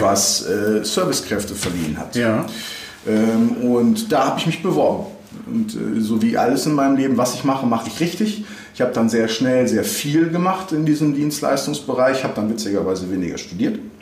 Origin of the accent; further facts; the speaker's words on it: Bocholt, North Rhine-Westphalia, Germany; moved away as an adult; now in Cologne, Germany; ich bin 72 in Bocholt geboren worden und äh, habe in Bocholt in einem total konservativen Umfeld äh, Abitur gemacht